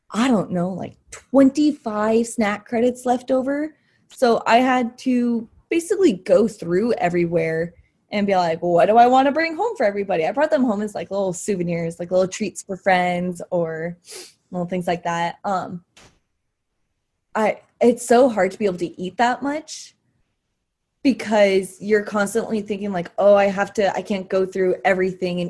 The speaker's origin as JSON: {"language": "English", "region": "Arizona", "country": "United States", "said": "I'm from Arizona. I'm from the dry heat. I'm not used to humidity"}